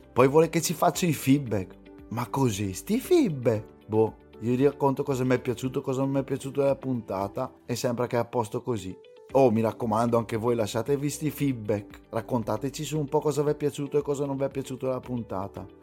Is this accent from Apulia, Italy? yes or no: no; Bergamo, Lombardy, Italy; moved away; also born or lived in Arcene; son bergamasco fuori sede io